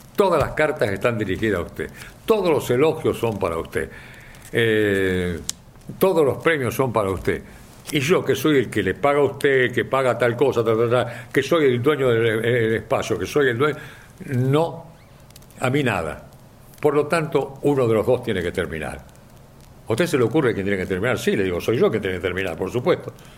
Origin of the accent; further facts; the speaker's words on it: Rosario, Santa Fe, Argentina; also born or lived in San Miguel, Buenos Aires Province; now in Buenos Aires Province, Argentina; Cuando mis viejos se mudan de Rosario a San Miguel, acá en la provincia de Buenos Aires